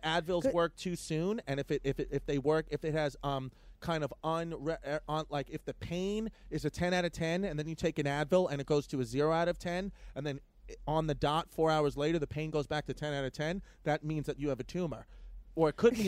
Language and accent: English; New York City, New York, United States; I grew up in New York City. Okay, New York, Ridgewood, uh, uh, uh, Queens, Brooklyn area